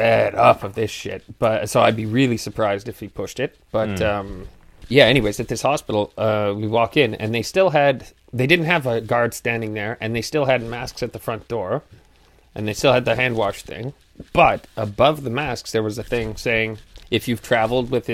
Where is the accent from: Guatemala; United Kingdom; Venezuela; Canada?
Canada; I'm not Irish. I'm Canadian